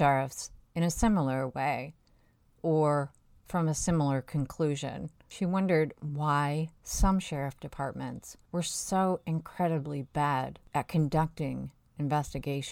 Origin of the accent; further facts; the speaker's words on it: Iowa, United States; now in New York, United States; I'm from Iowa, but I live in New York now.